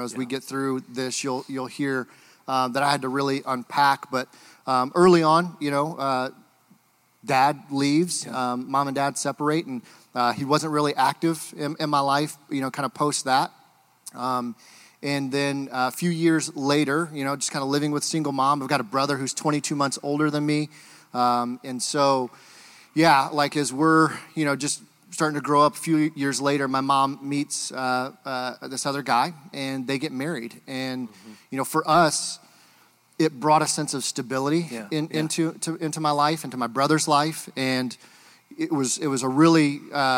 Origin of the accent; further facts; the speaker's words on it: Michigan, United States; moved away; I'm originally from Michigan